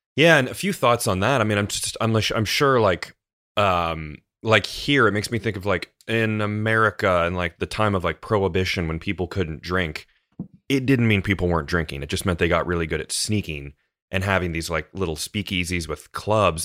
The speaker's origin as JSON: {"language": "English", "country": "United States", "said": "as an American"}